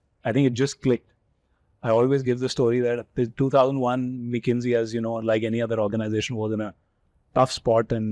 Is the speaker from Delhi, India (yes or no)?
yes; Delhi, India; also born or lived in Kolkata; both of us, as you know, are Delhi boys, right? Born and brought up in Delhi.